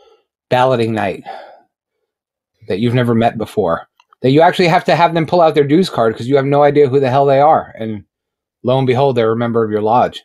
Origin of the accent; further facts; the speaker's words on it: New York, United States; And I'm from New York.